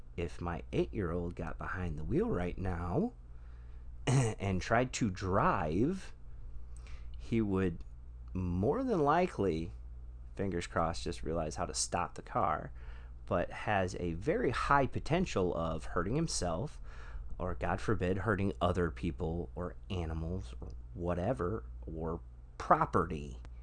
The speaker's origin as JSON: {"language": "English", "region": "Michigan", "country": "United States", "moved": "yes", "said": "I'm from Michigan originally"}